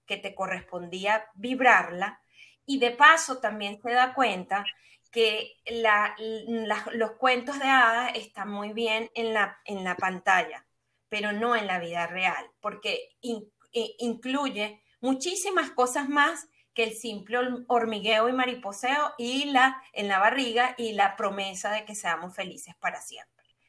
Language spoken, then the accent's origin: Spanish; Venezuela; soy venezolana y no con el fin de etiquetarme bajo un, calificativo, sino para que las personas puedan entender un poco lo que fue mi epigenética, la forma como yo me desarrollé en un país de Sudamérica, caribeño